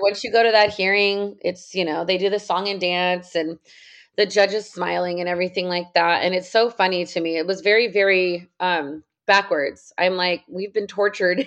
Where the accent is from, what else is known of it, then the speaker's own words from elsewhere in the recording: San Jose, California, United States; now in Southern California, United States; I grew up in San Jose, California